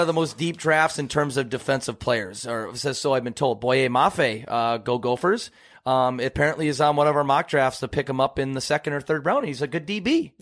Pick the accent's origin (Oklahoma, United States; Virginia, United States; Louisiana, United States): Oklahoma, United States; I do not sound like I'm from Texas. I'm from Oklahoma